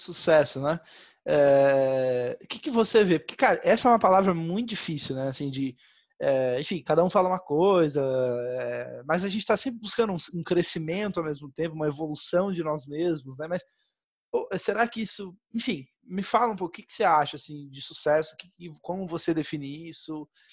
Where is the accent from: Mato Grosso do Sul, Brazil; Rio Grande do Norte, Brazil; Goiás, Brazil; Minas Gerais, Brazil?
Mato Grosso do Sul, Brazil; Campo Grande; now in São Paulo, Brazil; se eu voltar para minha cidade natal agora, né? Sei lá, Campo Grande, da Mato Grosso do Sul